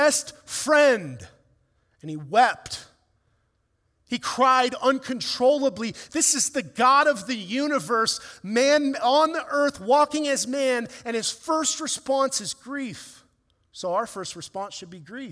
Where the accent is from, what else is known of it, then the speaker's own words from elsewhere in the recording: Ireland; as an Irishman and a ginger